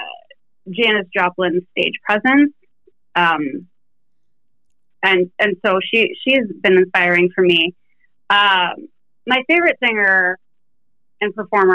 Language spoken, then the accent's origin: English; Sudbury, Ontario, Canada; I actually went to a really cool high school. This is in Canada, by the way. I'm Canadian